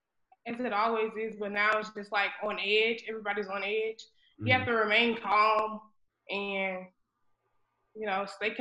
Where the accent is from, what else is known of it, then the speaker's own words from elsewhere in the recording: Zachary, Louisiana, United States; I was born and raised in Zachary. I've been living in Zachary my whole life.